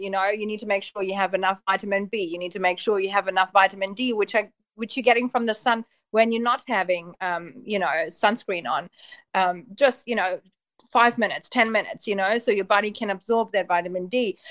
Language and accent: English; Germany; moved away as an adult; also born or lived in Poland / Auckland, New Zealand / Papamoa, New Zealand; now in Mount Maunganui, New Zealand; I was born in Germany and my family is actually from Poland. So I was the first child born in Germany